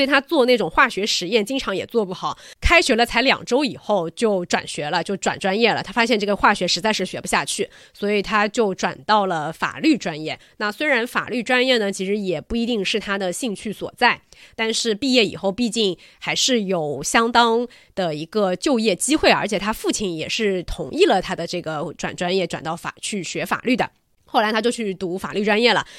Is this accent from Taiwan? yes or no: no; China; 我们中国人